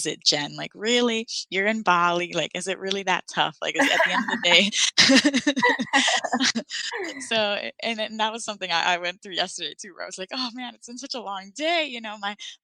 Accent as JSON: {"language": "English", "country": "Puerto Rico", "moved": "yes", "said": "I'm from Puerto Rico originally."}